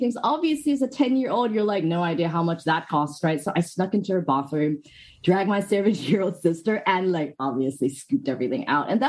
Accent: Hong Kong; also born or lived in United Kingdom; now in Australia; No, I'm actually from Hong Kong, but I've moved around in a couple of places. So my accent's

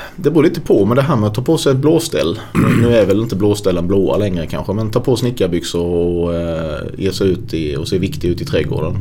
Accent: Sölvesborg, Blekinge, Sweden; also born or lived in Stockholm; Det är väldigt få akademiker där jag kommer ifrån

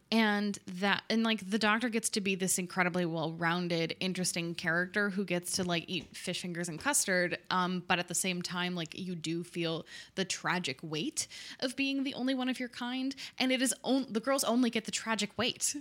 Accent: United States; being an American

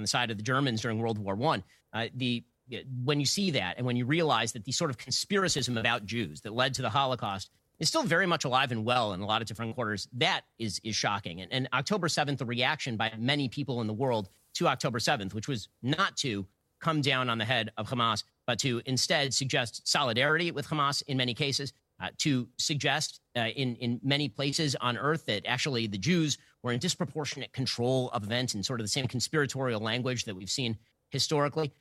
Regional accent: United States; I'm an American citizen, I'm an American

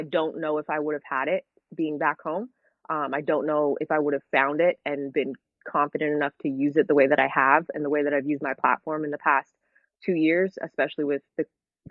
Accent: Hamilton, Ontario, Canada; moved away as an adult; now in United States; I am Canadian

